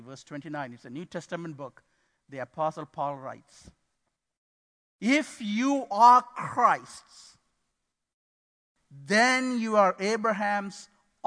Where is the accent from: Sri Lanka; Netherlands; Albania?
Sri Lanka; moved away as an adult; also born or lived in Boston, Massachusetts, United States; now in Midland, United States; we are from Sri Lanka